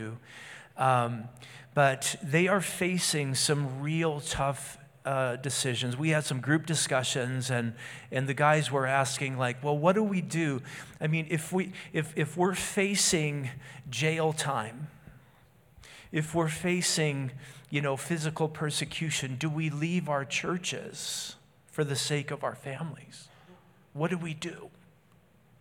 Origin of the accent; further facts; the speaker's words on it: United States; I'm an American.